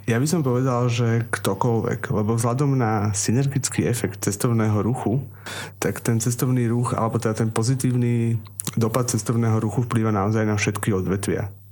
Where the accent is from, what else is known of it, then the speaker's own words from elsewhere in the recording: Trnava, Trnava Region, Slovakia; som teda rodený Trnavčan, milujem Trnavu